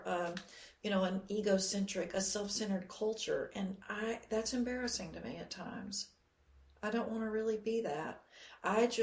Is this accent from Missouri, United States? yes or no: no; Georgia, United States; I'm from Georgia